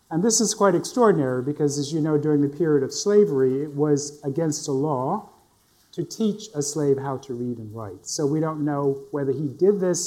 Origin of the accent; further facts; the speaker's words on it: Northampton County, North Carolina, United States; I was born in Northampton County in this very, very small town of Potokasi. And I went to elementary school there. I went to high school in the neighboring town of Rich Square